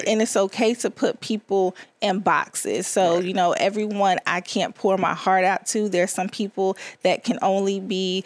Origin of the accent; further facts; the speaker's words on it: Chesapeake, Virginia, United States; also born or lived in Richmond, Virginia; I was born in Richmond, but I was raised in Chesapeake, Virginia